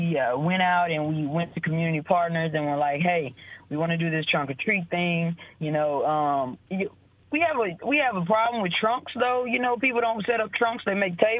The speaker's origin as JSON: {"language": "English", "region": "Mississippi", "country": "United States", "tie": "born or raised there", "said": "I've never been able to leave Mississippi."}